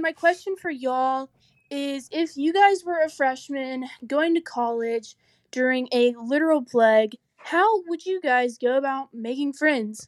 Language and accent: English; Branson, Missouri, United States; moved away as an adult; now in Fayetteville, United States; I am from Branson, Missouri originally